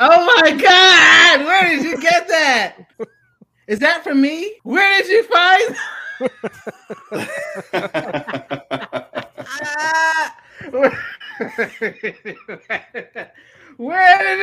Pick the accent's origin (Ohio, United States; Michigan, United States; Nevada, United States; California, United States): Ohio, United States; Columbus; moved away; throughout middle school and high school, I worked at a comic book store called Comic Connection in Tamarack Circle in Columbus, Ohio.